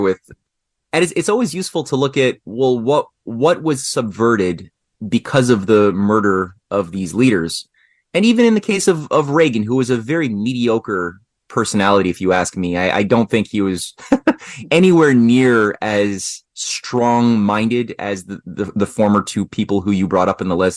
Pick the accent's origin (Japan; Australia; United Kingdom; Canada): Canada; I'm a Canadian